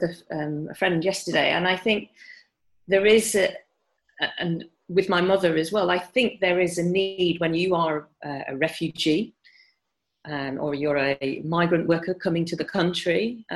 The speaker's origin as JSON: {"language": "English", "town": "Bradford", "region": "Yorkshire and the Humber", "country": "United Kingdom", "tie": "born or raised there", "said": "because I was in Bradford, I was brought up in Yorkshire, and very proud of being a Yorkshire person as well, and love Bradford"}